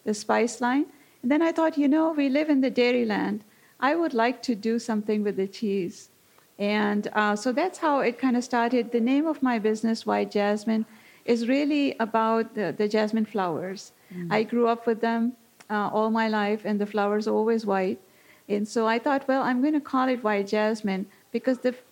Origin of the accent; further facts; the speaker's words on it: Pakistan; also born or lived in North Africa / England / Mount Horeb, Wisconsin; now in Wisconsin, United States; I'm originally from Pakistan, grew up there, and then kind of moved around the world